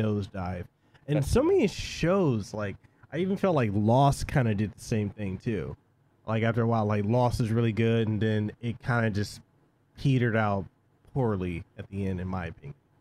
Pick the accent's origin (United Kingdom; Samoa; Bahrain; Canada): Samoa; moved away; I'm originally from Western Samoa